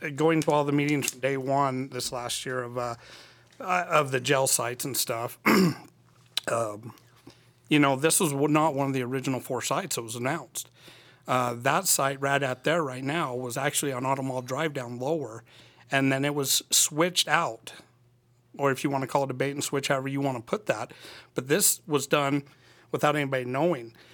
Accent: Annabella, Utah, United States; moved away as an adult; now in Cedar City, United States; I'm from Annabelle, Utah. Uh, I was there until I was eighteen

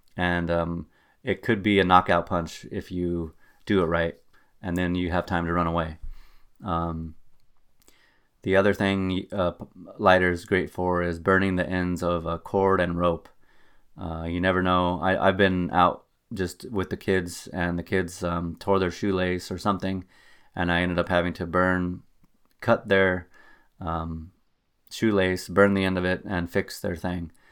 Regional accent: Albuquerque, New Mexico, United States; now in Wisconsin, United States; I'm originally from Albuquerque, New Mexico, and you do not have to deal with winter driving in Albuquerque.

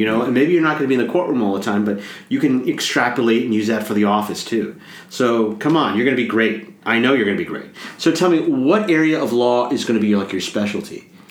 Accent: Great Plains, United States; But I'm from the Great Plains, and where we don't coast.

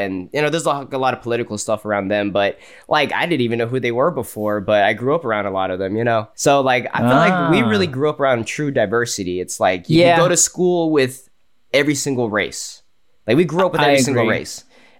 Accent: Plano, Texas, United States; where we grew up in Plano, that's actually, to me, was very, very diverse.

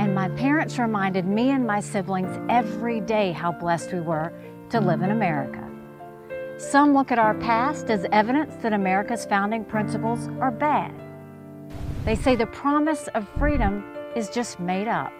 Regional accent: South Carolina, United States; I was born and raised in South Carolina

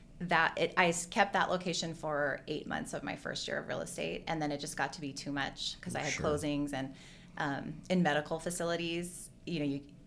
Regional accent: Hawaii, United States; moved away as an adult; also born or lived in Westport, Washington / Santa Barbara / San Diego; now in Vancouver, United States; I grew up in Hawaii, and I've lived in Vancouver for 23 years this year.

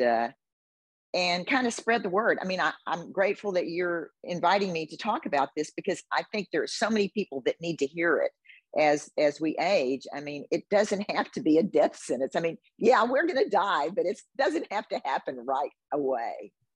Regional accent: Houston, Texas, United States; I was born and raised in Houston

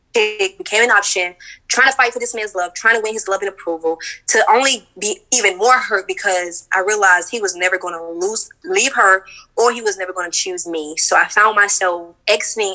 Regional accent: Orlando, Florida, United States; I'm from Orlando, Florida

